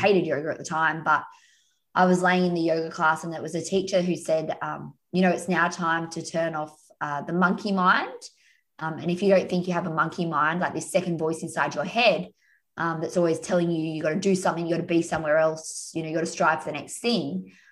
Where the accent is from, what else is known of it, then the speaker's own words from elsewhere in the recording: Australia; also born or lived in Umina Beach, New South Wales; I'm Australian, so Aussie, Aussie, Aussie. Uh, yeah, and I'm in Australia now